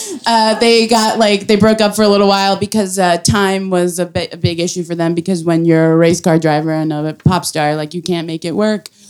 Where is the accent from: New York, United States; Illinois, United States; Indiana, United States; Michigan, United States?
New York, United States; New York City; I am from Brooklyn. I, my family is foreign.